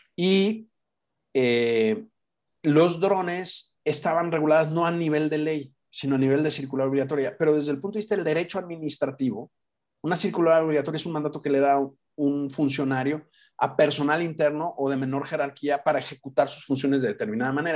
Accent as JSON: {"language": "Spanish", "town": "Guadalajara", "region": "Jalisco", "country": "Mexico", "also_born_or_lived": "Europe", "moved": "as an adult", "lives_now": "Mexico City, Mexico", "said": "Los que somos de Guadalajara, pues somos comerciantes"}